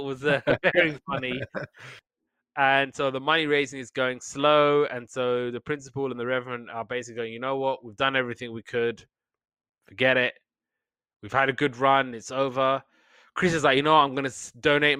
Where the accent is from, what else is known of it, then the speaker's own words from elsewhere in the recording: United Kingdom; I'm Brit